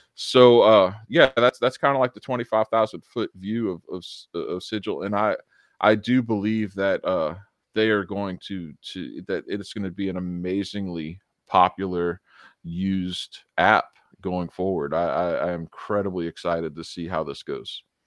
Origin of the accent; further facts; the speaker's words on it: United States; as an American